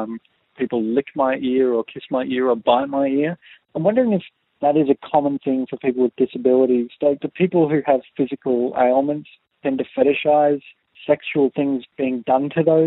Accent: Australia; I'm an Australian male in my 20s.

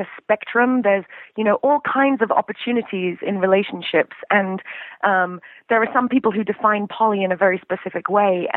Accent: London, United Kingdom; moved away as an adult; now in San Francisco, United States; I'm from London originally. I moved to San Francisco in 1999.

